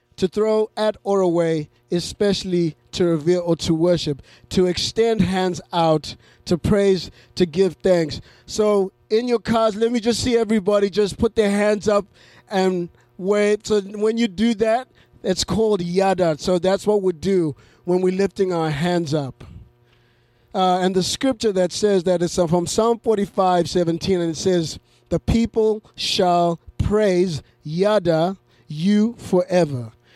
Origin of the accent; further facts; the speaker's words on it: Zimbabwe; moved away; I grew up in Zimbabwe